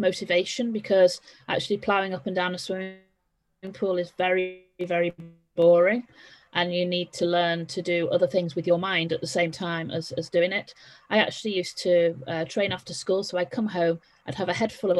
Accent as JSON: {"language": "English", "town": "Liverpool", "region": "North West England", "country": "United Kingdom", "tie": "born or raised there", "also_born_or_lived": "Essex / Chester", "said": "I was born and grew up in Liverpool."}